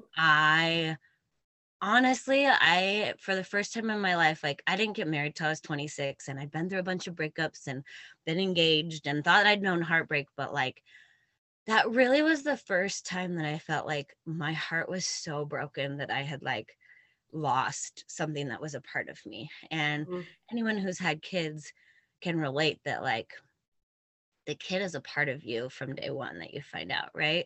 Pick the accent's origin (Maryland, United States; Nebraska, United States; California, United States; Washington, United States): Washington, United States; just north of Portland, Oregon; moved away as an adult; now in Wisconsin, United States; I grew up mostly in Washington State, just north of Portland, Oregon.